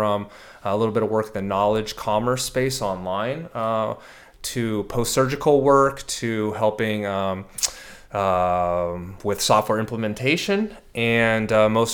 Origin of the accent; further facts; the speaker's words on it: San Diego, California, United States; I'm born and raised in San Diego, California. So I'm a native